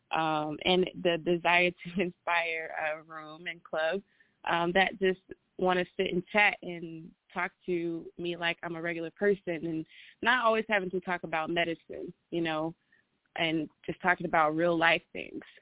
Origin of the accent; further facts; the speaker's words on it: Atlanta, Georgia, United States; I am from Atlanta